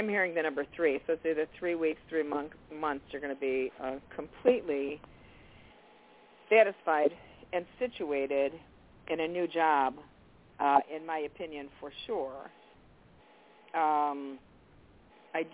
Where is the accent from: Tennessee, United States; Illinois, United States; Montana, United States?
Illinois, United States; Chicago; we're from Chicago